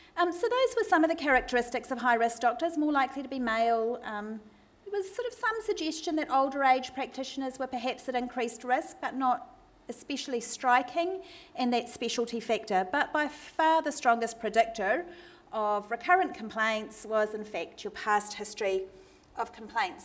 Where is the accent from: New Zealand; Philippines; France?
New Zealand; now in Melbourne, Australia; I am a Kiwi, and I apologise if my accent causes anyone any difficulty tonight